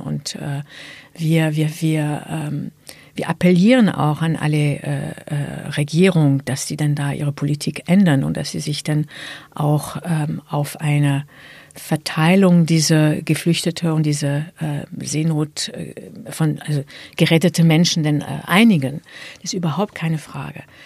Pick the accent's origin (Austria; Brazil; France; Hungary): France; German is a second language; now in Germany; in Frankreich, in meinem Geburtsland.